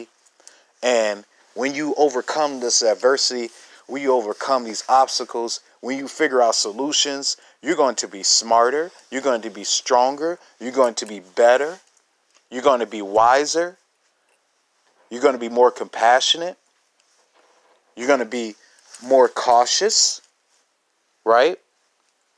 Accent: Chicago, Illinois, United States; I'm from Chicago on the south side. Grew up in the northwest suburbs.

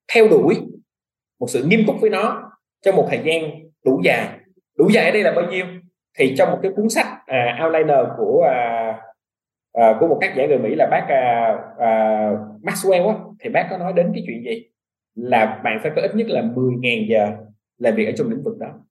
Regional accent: Vietnam; moved away as an adult; also born or lived in United States; mình là người Việt Nam nhưng mình có cái nền tảng về du học

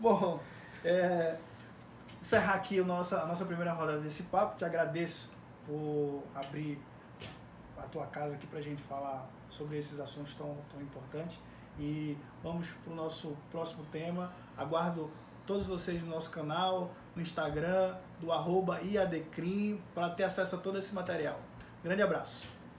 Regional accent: Pernambuco, Brazil; em Pernambuco, de onde eu venho

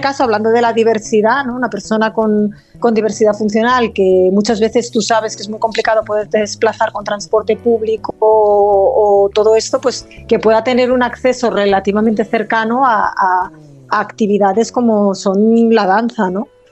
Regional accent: Olot, Catalonia, Spain; first language Catalan; Spanish is a second language; moved away; yo no soy originariamente de aquí, yo nací en, en Olot, en La Garrocha

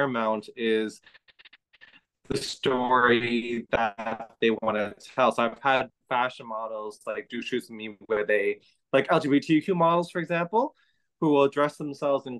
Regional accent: Toronto, Ontario, Canada; I was born here in Toronto, but I'm the son of immigrant parents

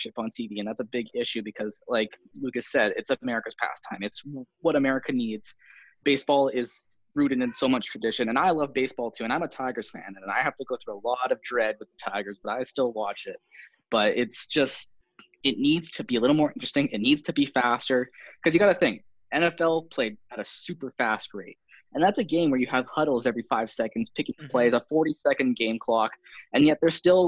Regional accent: Canada; I'm a Canadian

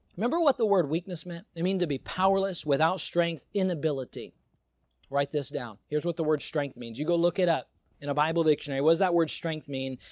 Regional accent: United States; I am American

